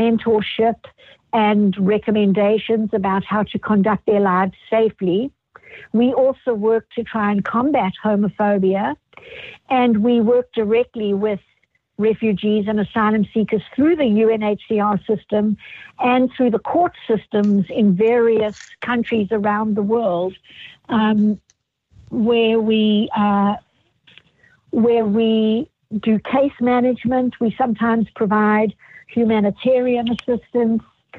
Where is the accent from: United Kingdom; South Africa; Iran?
South Africa; moved away as an adult; now in United States; I had been born and raised in South Africa and practiced law there, and then immigrated to the United States during the apartheid era.